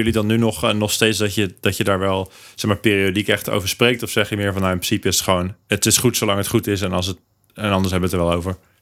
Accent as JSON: {"language": "Dutch", "country": "Netherlands", "said": "wij als Hollanders"}